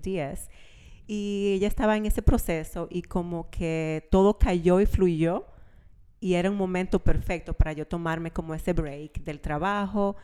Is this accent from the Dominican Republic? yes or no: yes; Santiago de los Caballeros, Santiago, Dominican Republic; moved away; also born or lived in La Vega, Dominican Republic; Nacida en la República Dominicana, en La Vega, pero yo me considero santiaguera porque nos mudamos súper... Eh, cuando yo estaba súper chiquita, a Santiago.